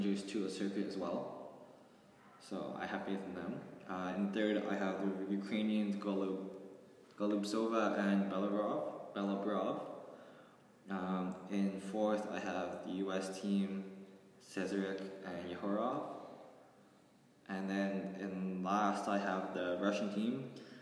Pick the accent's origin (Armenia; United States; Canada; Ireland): Canada; we're Canadian